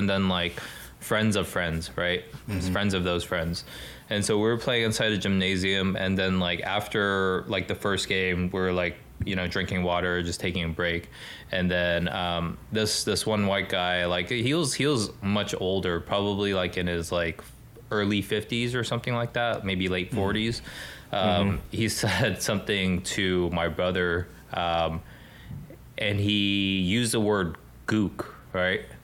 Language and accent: English; Los Angeles, California, United States; I'm from Los Angeles, I'm just kind of glad that I grew up here